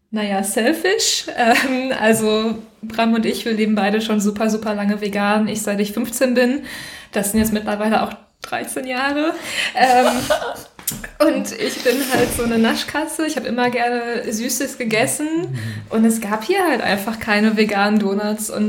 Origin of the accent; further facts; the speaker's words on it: Recklinghausen, North Rhine-Westphalia, Germany; Also ich komme ursprünglich aus Recklinghausen, das ist im Ruhrgebiet.